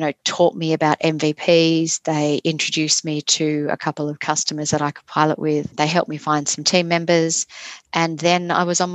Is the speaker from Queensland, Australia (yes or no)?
no; Sydney, New South Wales, Australia; I grew up in Sydney